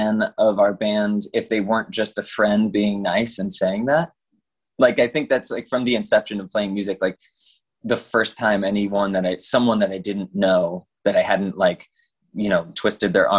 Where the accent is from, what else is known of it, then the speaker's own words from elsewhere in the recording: Satellite Beach, Florida, United States; also born or lived in Los Angeles; growing up in Satellite Beach